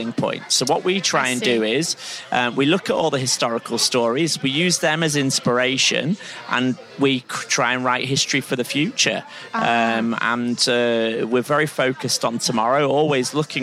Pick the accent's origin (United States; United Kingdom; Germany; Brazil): United Kingdom; accent: Pennines / northern; Then you move to the best bit of Britain, the Pennines, the backbone of Britain, as my accent gives away.